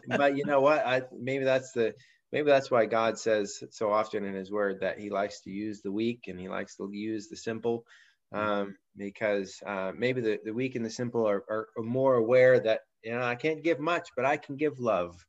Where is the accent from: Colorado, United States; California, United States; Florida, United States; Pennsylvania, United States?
Pennsylvania, United States; Pittsburgh; We started a church here in my my hometown, Pittsburgh